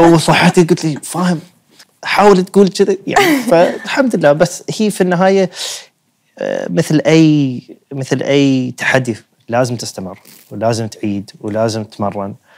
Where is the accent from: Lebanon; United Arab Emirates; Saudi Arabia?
United Arab Emirates; عندنا في الإمارات